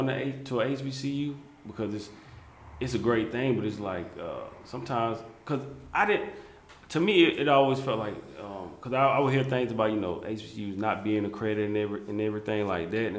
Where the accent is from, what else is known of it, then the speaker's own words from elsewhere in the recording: Jonesville, South Carolina, United States; being from South Carolina. Where I'm from is a very small town in Jonesville